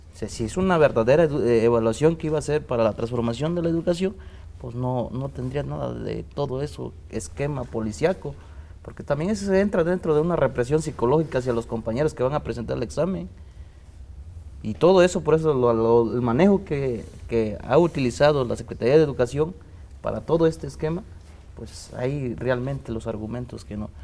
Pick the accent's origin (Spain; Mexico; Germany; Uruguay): Mexico; Spanish is a second language; la cultura que tenemos en México